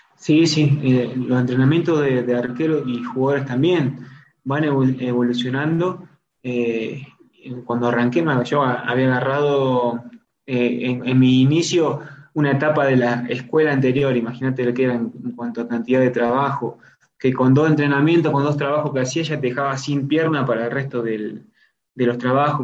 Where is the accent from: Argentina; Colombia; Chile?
Argentina; Salvador María, Buenos Aires Province; moved away as an adult; also born or lived in Ecuador; now in Sucre, Bolivia; yo soy de Salvador María